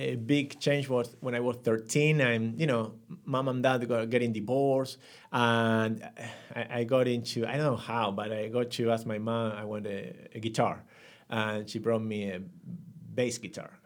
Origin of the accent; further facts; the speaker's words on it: Buenos Aires, Argentina; English is a second language; grew up in a family of one brother, two sisters, uh, in Buenos Aires